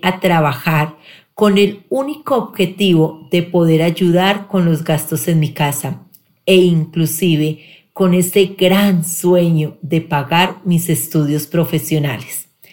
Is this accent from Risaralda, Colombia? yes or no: yes; Pereira, Risaralda, Colombia; Nací en Pereira, soy la mayor de tres hermanos